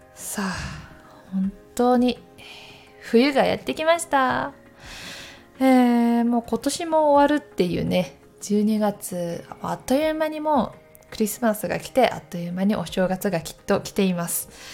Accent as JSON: {"language": "Japanese", "town": "Takayama", "region": "Gifu", "country": "Japan", "tie": "born or raised there", "also_born_or_lived": "Tokyo", "moved": "as an adult", "said": "私も岐阜県の高山市出身で雪が割と降る地域だったので"}